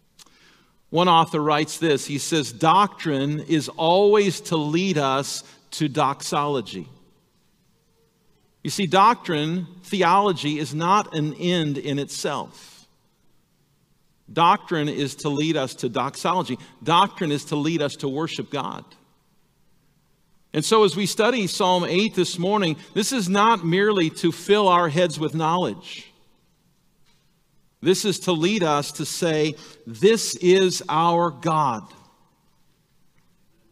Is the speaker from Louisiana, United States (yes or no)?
no; El Segundo, California, United States; now in Ripon, United States; I grew up in Southern California, in a little town called El Segundo